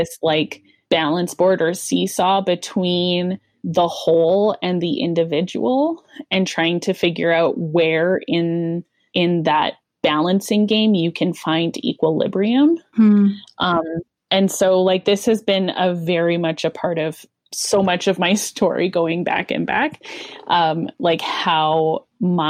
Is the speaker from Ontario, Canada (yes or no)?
no; Calgary, Alberta, Canada; also born or lived in Regina, Saskatchewan; moved to the Calgary church when I was in grade 3.